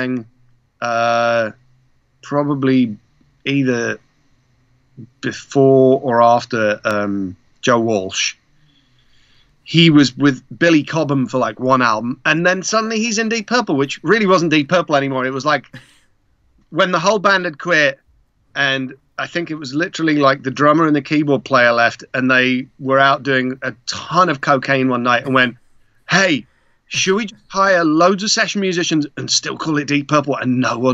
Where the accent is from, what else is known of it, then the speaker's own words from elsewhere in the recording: Prague, Czechia; moved away; I was born in Prague